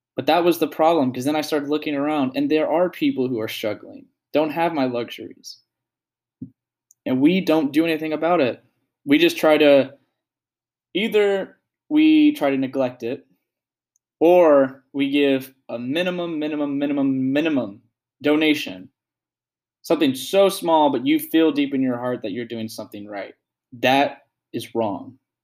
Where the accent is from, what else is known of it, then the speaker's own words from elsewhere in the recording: United States; as a young adult, as an American